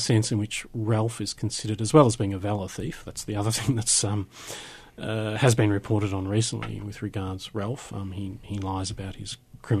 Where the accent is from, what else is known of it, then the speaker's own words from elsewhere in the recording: Australia; I am an Australian.